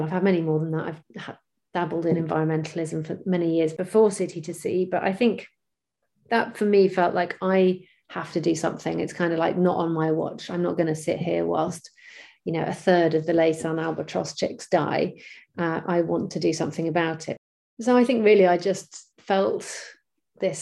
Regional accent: Bristol, South West England, United Kingdom; my hometown of Bristol in the UK

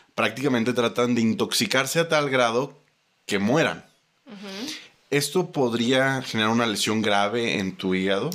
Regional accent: Mexico; si somos mexicanos

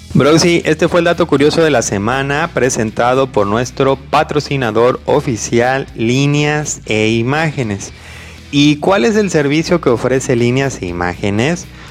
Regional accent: Mexico; primero yo soy de México, soy mexicano

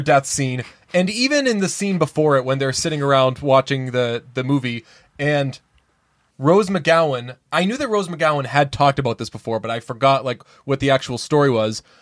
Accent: United States; I'm American

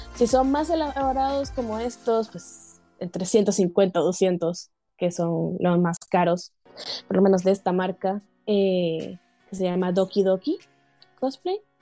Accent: Valencia, Carabobo, Venezuela; moved away; Valencia, que es de donde yo soy

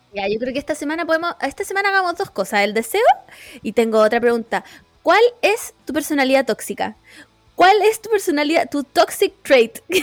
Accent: Chile; yo agradecí ser chilena

